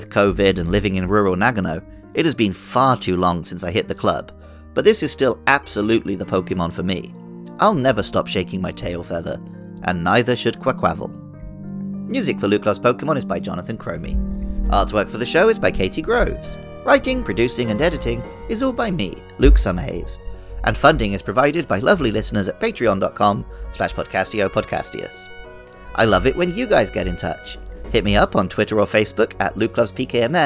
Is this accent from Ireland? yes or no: no; Wells, South West England, United Kingdom; In my hometown of Wells, Somerset, in England